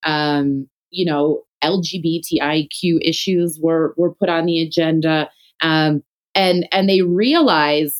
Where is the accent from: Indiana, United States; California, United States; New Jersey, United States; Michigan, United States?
Michigan, United States; Detroit; moved away as an adult; now in Johannesburg, South Africa; I grew up in the Detroit area. I was born there in the early 80s